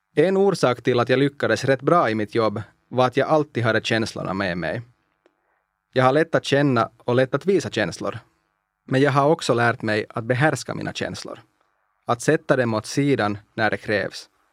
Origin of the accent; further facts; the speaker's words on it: Espoo, Uusimaa, Finland; first language Finnish; Swedish is a second language; also born or lived in Iisalmi, North Savo; Vi pratade inte partipolitik i mitt barndomshem, först i Idensalmi i norra Savolax, där jag föddes, och sen i Esbo.